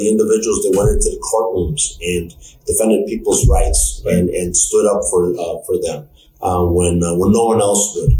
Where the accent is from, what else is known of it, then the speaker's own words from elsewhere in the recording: Chicago, Illinois, United States; I grew up in Pilsen, Bridgeport neighborhood.